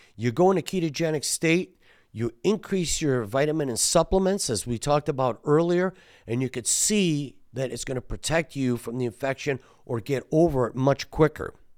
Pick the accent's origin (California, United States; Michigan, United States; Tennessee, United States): Michigan, United States; Detroit; we're from Detroit